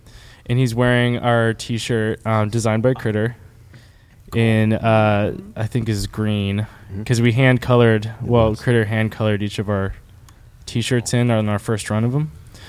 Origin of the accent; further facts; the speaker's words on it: Sonoma County, California, United States; moved away; I am from Sonoma County